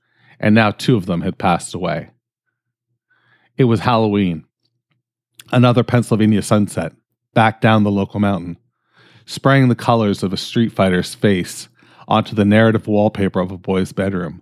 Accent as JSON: {"language": "English", "country": "Canada", "said": "I'm fucking Canadian"}